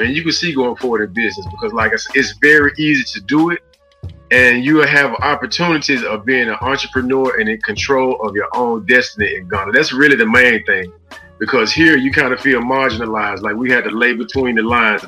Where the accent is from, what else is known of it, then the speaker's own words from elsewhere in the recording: Los Angeles, California, United States; also born or lived in Memphis, Tennessee; I was born in Memphis, raised in Los Angeles, California.